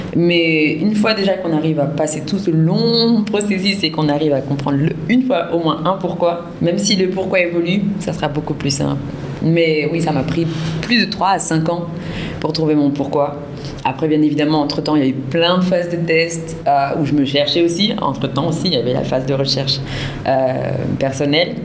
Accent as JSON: {"language": "French", "country": "France", "moved": "as an adult", "lives_now": "Senegal", "said": "je suis franco-sénégalaise, bissau-guinéenne. Euh, je viens de France et depuis le mois de juin 2021, je suis arrivée pour la première fois au Sénégal"}